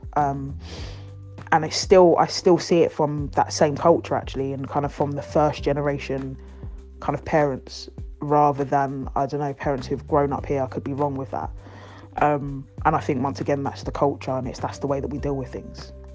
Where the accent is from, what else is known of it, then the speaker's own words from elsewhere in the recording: Ghana; I'm from Ghana